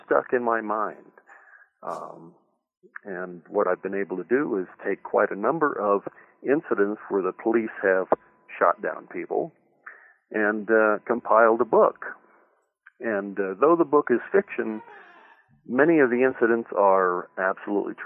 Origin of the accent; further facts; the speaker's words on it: Northern California, United States; I grew up in California, in the Northern California